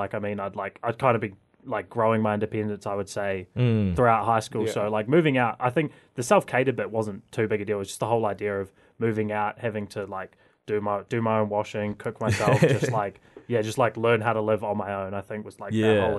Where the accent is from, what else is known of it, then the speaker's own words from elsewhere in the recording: Christchurch, Canterbury, New Zealand; Yeah, I grew up in Christchurch.